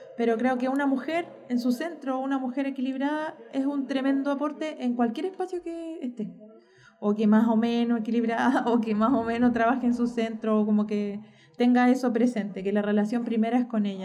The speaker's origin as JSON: {"language": "Spanish", "country": "Chile"}